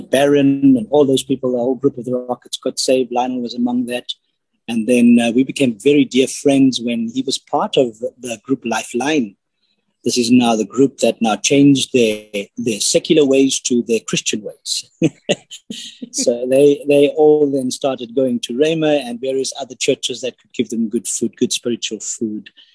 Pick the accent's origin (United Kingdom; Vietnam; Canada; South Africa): South Africa; Cape Town, Western Cape; now in Johannesburg, South Africa; I am originally from Cape Town, but I'm living in Johannesburg at the moment.